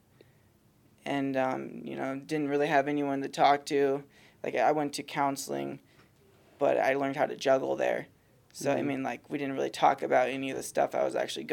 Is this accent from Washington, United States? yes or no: no; Soldotna, Alaska, United States; I was born and raised in Soldotna, Alaska.